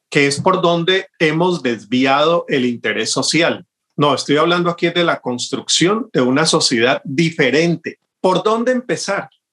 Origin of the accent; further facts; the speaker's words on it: Cali, Valle del Cauca, Colombia; como caleño tengo ya un, gusto de toda mi vida por esa música